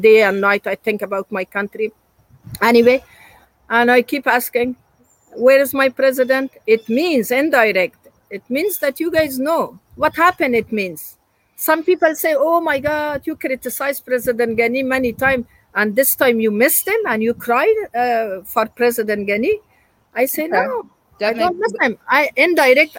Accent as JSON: {"language": "English", "country": "Afghanistan", "moved": "yes", "said": "I'm from Afghanistan"}